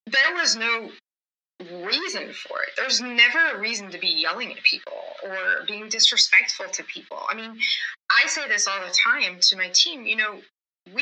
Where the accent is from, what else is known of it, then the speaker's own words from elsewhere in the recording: Midwest, United States; I grew up in the Midwest.